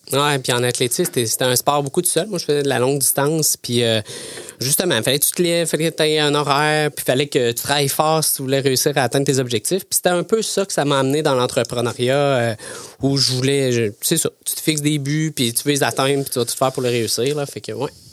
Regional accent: Thetford Mines, Quebec, Canada; also born or lived in Sherbrooke, Quebec; je viens de Tettermines, euh, une région, euh, une petite région, euh, près de la Beauce. Euh, j'ai fait, euh, j'ai fait mon école à Tetford

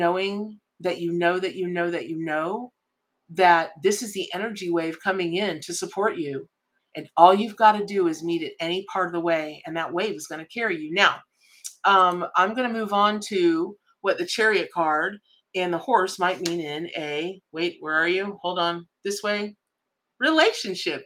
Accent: Ocala, Florida, United States; I grew up in Ocala, Florida

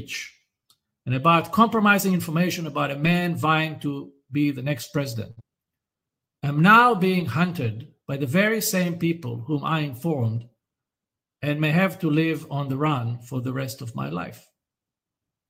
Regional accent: Israel

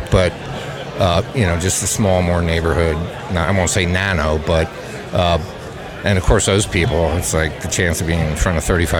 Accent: Lebanon, Pennsylvania, United States; moved away as an adult; now in Kennett Square, United States; Originally from Lebanon, Pennsylvania.

